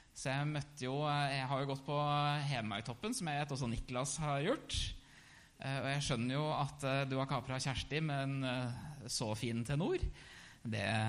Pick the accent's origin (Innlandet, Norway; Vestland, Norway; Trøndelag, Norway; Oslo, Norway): Innlandet, Norway; Hamar; født og oppvokst i Hamar